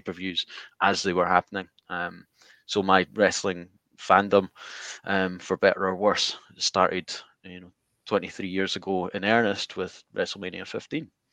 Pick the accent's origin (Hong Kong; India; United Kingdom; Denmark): United Kingdom; Scotland; I'm from Scotland